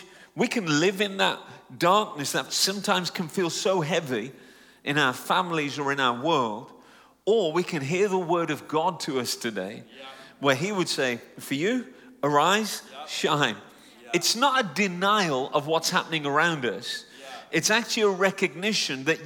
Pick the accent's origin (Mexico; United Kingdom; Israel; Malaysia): United Kingdom; Just an Indian Englishman, because I'm Punjabi Indian, but born and raised in the UK